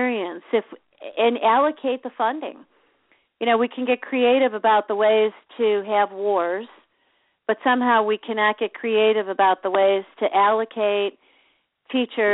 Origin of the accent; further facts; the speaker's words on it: Chicago, Illinois, United States; I grew up in Chicago